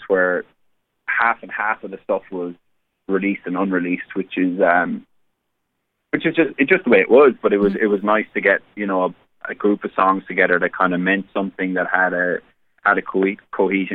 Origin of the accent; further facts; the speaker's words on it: Cork, Munster, Ireland; moved away as an adult; now in Nashville, United States; I'm from Cork, but I very much have a strong affiliation to Limerick hurling because my dad and my family are from Limerick